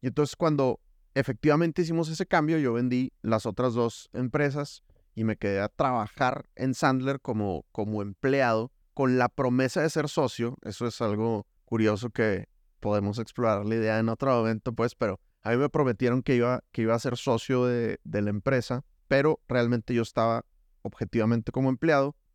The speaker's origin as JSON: {"language": "Spanish", "region": "Nuevo León", "country": "Mexico", "moved": "as an adult", "lives_now": "Colombia", "said": "Soy mexicolombiano, exacto. Mi matrimonio es 98% colombiano en cuanto a que nos casamos y a los seis meses nos fuimos a vivir allá"}